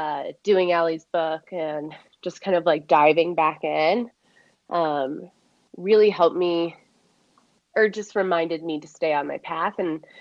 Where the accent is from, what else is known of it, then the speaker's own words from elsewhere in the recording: Midwest, United States; Again, I'm from the Midwest. My parents still go to a Christian church.